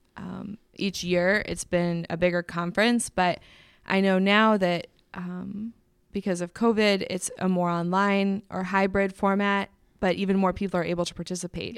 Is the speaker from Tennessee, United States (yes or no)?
no; Indianapolis, Indiana, United States; moved away as an adult; I do love Indy. Um, it's my hometown